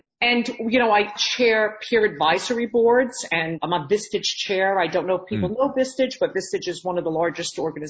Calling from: Central Valley, New York, United States; I am calling in from Central Valley, New York.

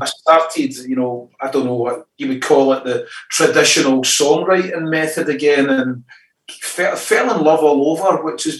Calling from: East Kilbride, Scotland, United Kingdom; Actually, I'm just in the outskirts of Glasgow, kind of in a place called East Kilbride

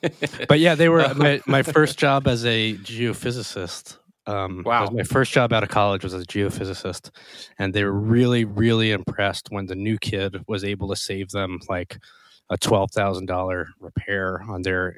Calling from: Lancaster, Pennsylvania, United States; I am at my home in Lancaster, Pennsylvania.

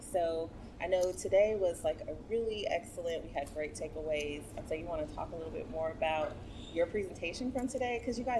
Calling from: Houston, Texas, United States; I'm coming from Houston, Texas in the U.S.

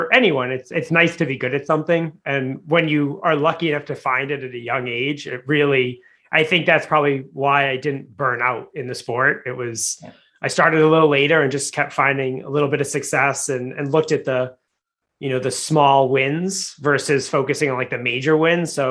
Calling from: Boston, Massachusetts, United States; I'm coming from Boston. We're getting ready for a snowstorm.

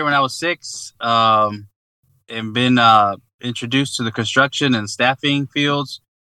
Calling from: Atlanta, Georgia, United States; I'm calling in from Northeast Atlanta. So Georgia is Southeast United States.

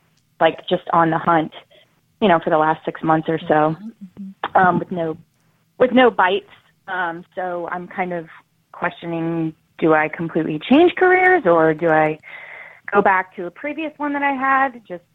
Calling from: Orlando, Florida, United States; I'm calling from Orlando, Florida.

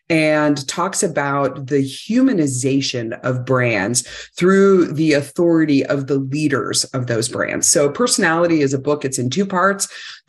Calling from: Salt Lake City, Utah, United States; Well, I'm just outside of Salt Lake City, Utah right now, so I can enjoy lots and lots of snow.

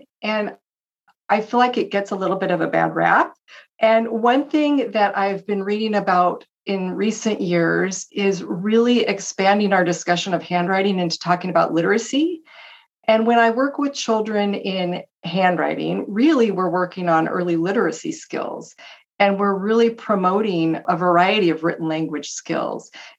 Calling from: Tacoma, Washington, United States; I'm in Washington State, near Tacoma, Washington.

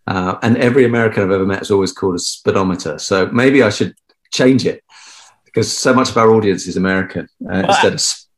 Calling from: Palgrave, East of England, United Kingdom; So I'm dialing in from home, and that is in the east of England, in a little village called Palgrave, which is in the middle of nowhere.

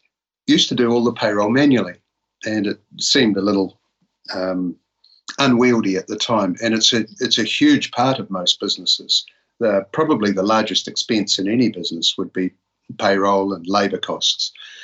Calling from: Palmerston North, Manawatū-Whanganui, New Zealand; We're located near Palmerston North in the North Island of New Zealand.

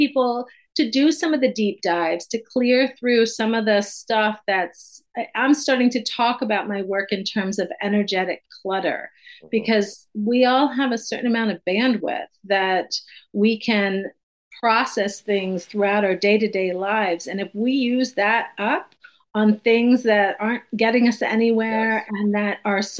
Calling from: Cortland Manor, New York, United States; I'm in New York, just about an hour north of the city, Cortland Manor.

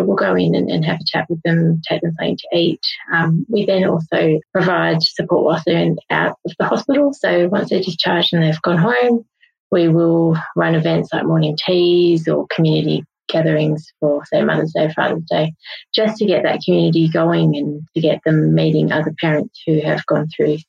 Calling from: Perth, Western Australia, Australia; So I'm joining you guys from Perth in Western Australia.

